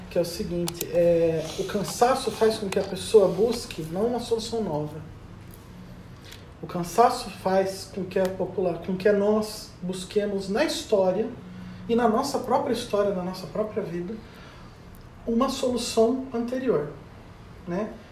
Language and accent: Portuguese; Brazil; E essa deixou de ser a nossa preocupação enquanto brasileiro há